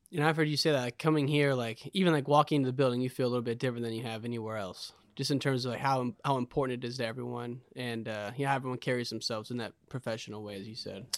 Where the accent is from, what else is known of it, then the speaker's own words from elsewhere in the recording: Illinois, United States; I grew up in Illinois, and there was this club, the Harvey Twisters, that was just legendary